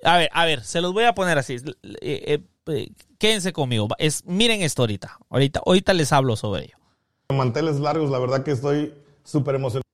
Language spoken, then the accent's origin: Spanish; Barcelona, Catalonia, Spain; Soy de Barcelona, ah, he crecido en una familia humilde.